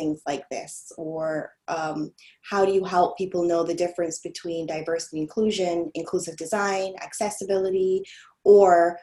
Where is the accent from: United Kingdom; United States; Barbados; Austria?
Barbados; I'm from the Caribbean, I'm from an island called Barbados